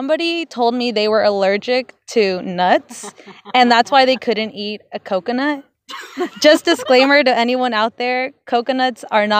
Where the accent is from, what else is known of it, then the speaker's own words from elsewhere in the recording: New York, United States; moved away as an adult; I'm from Harlem, New York. Moved out here a couple years ago.